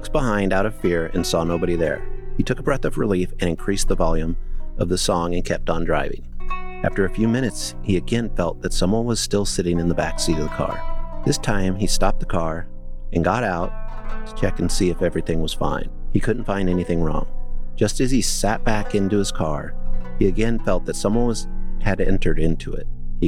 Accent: Damla, Haryana, India; Well, no. Anyway, my hometown is Damla. It's a village in Haryana.

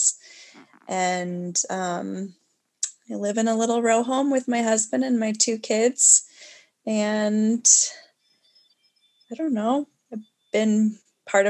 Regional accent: New York, United States; moved away as an adult; now in Baltimore, United States; I grew up in New York, came to Baltimore to go to MICA, Maryland Institute.

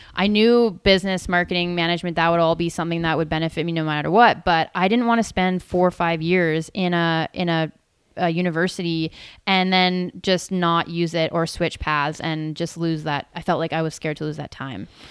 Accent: Tsawwassen, British Columbia, Canada; moved away as an adult; now in Whistler, Canada; I left and went down to Towson again, where I grew up

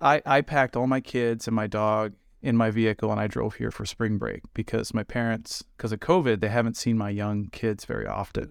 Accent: Lincoln, Nebraska, United States; moved away; I'm from Lincoln, Nebraska.

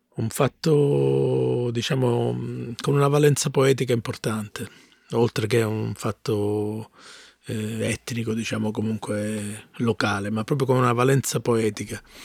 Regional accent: Mirto, Calabria, Italy; accent: Calabrian; first language Calabrian; moved away; also born or lived in Bologna; io vengo da un paese che è molto vicino a Ciro, si chiama Mirto il mio paese

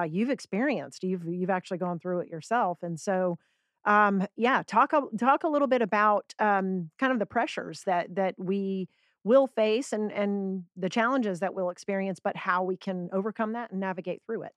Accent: Georgia, United States; we're both from Georgia

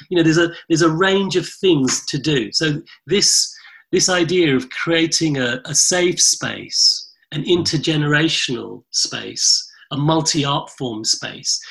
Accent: London, United Kingdom; my front room growing up in London in the late 70s and early 80s

